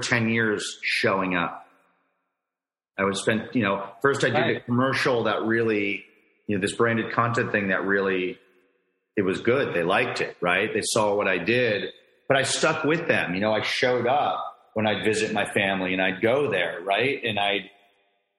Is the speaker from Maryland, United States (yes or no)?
yes; Frederick, Maryland, United States; from my hometown